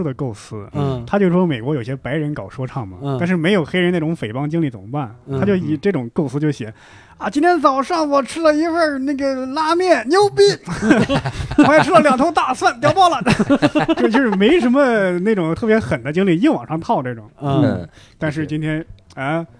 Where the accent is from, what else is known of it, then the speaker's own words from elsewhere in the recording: Henan, China; 我是河南人